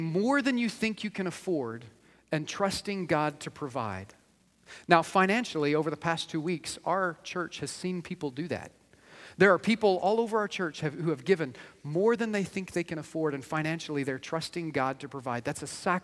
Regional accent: United States; we as American believers

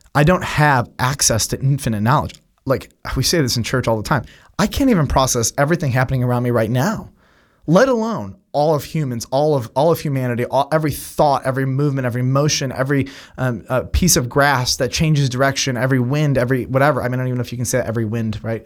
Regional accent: United States; as an American Westerner

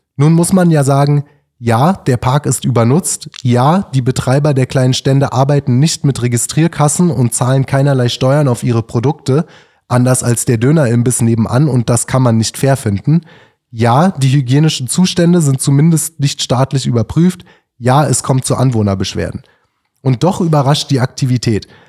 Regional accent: Berlin, Germany; ich bin da auch als äh, stolzer Berliner

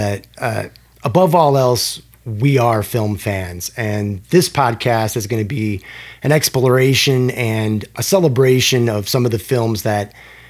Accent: Chicago, Illinois, United States; We're both from Chicago.

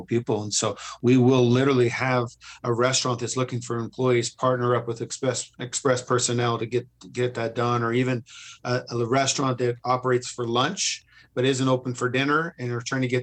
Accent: Lewiston, Idaho, United States; now in Nampa, United States; I grew up in Lewiston, Idaho

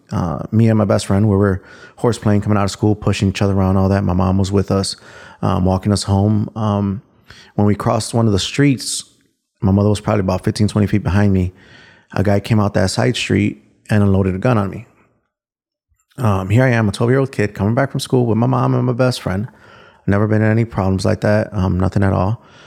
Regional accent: Chicago, Illinois, United States; so I grew up in Little Village

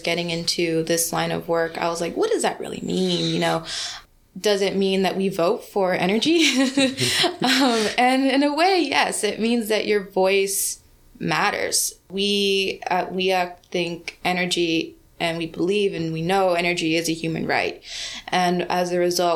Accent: Los Angeles, California, United States; I grew up in South Central Los Angeles

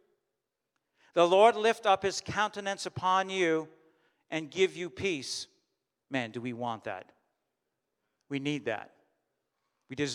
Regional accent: Canada; as a German of German descent, I'm Canadian, and I was born here.

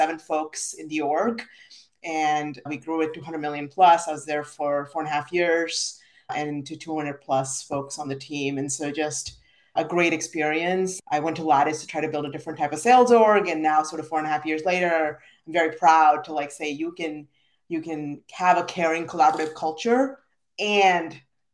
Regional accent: India; moved away as an adult; now in United States; I'm originally from India, very proud immigrant, and I moved to the US for school at 18 years old

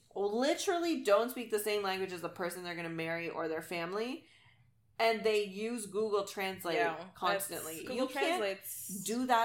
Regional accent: United States; because I'm American, I have the ability to live there.

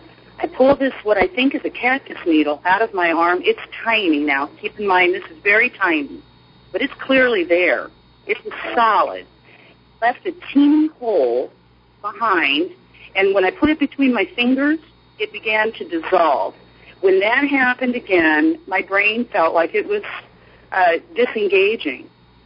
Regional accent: Arizona, United States; moved away; I'm originally from Arizona.

